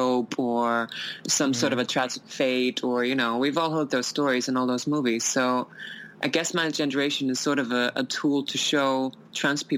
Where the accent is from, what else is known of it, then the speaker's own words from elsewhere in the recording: Iceland; moved away; I come from Iceland